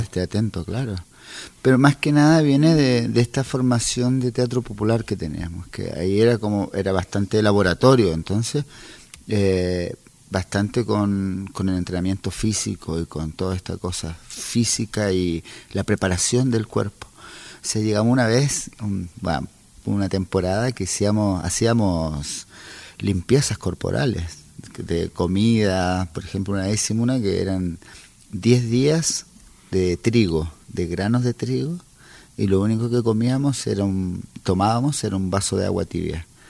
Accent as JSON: {"language": "Spanish", "country": "Chile", "also_born_or_lived": "Santiago", "moved": "as an adult", "said": "yo salí de Chile por tierra"}